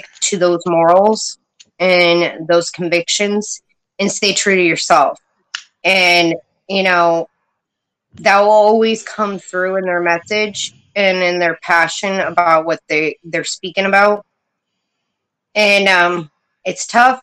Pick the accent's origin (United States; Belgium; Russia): United States; Poughkeepsie, New York; now in upstate New York, United States; I was born in Poughkeepsie, about an hour from New York City. So I grew up with a pretty tough life